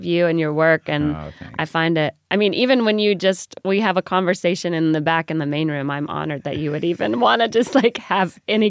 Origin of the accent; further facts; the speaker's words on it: the South, United States; I talk a lot about being a new mom and just growing up in the South and Cracker Barrel.